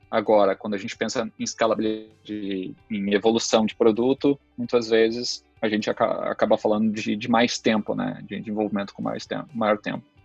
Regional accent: São Leopoldo, Rio Grande do Sul, Brazil; also born or lived in Passo Fundo; eu sou natural da cidade de Passo Fundo, aqui no próprio Rio Grande do Sul, é, e vivo já desde muito pequeno na cidade de São Leopoldo

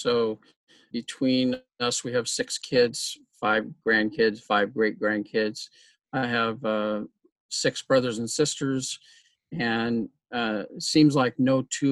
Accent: Southern California, United States; moved away; also born or lived in Colorado / South Dakota; I'm from Southern California

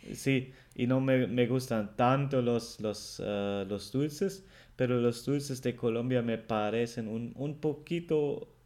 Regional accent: Germany; el alemán

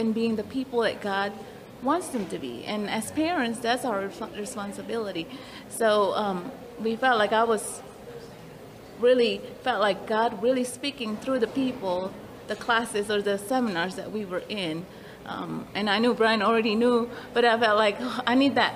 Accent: Indonesia; now in Walkertown, United States; I'm from Indonesia

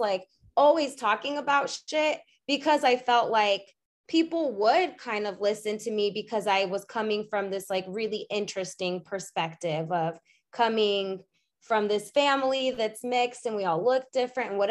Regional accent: Arizona, United States; we grew up in Arizona, and really my mom's side is the only side here

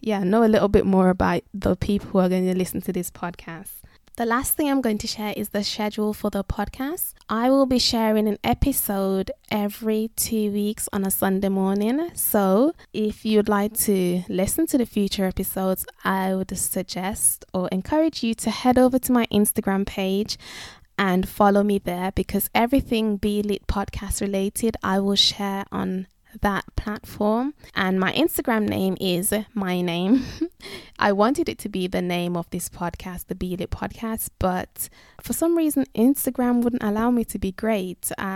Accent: England, United Kingdom; But as I've mentioned, I'm from England and you can't find kneesberries in Tesco's and Asda.

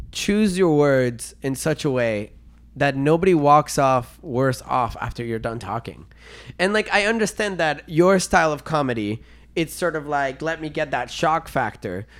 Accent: Venezuela; English is a second language; now in Canada; I was born and raised in Venezuela

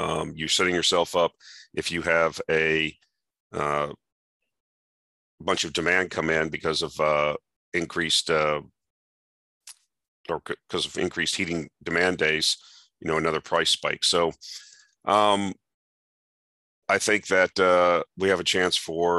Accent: around Lake Okeechobee, Southern Florida, United States; I grew up in Southern Florida around Lake Okeechobee.

